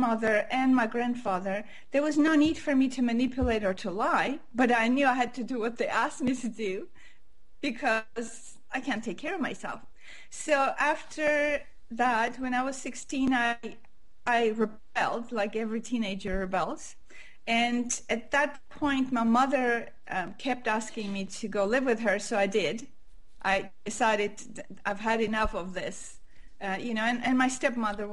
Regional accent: Armenia; first language Armenian; English is a second language; moved away as an adult; also born or lived in Montreal, Canada; I was born in Armenia, which was part of USSR

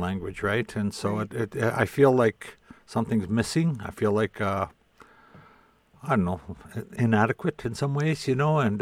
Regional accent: Indian Head, Saskatchewan, Canada; also born or lived in Qu'Appelle Valley, Saskatchewan / Lebret, Saskatchewan; now in Regina, Canada; We moved into the town of Indian Head. So uh, that's, I consider it my hometown, but I don't live there. I now live in Regina

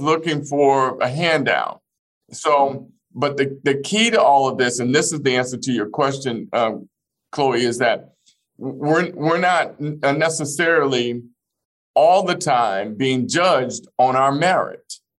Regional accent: Fort Smith, Arkansas, United States; born or raised there; moved away

